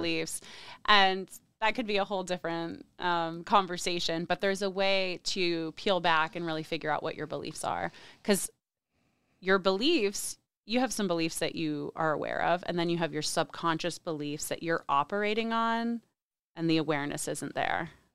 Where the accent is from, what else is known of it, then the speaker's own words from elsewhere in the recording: State College, Pennsylvania, United States; moved away as an adult; also born or lived in New York City; I grew up in State College, Pennsylvania.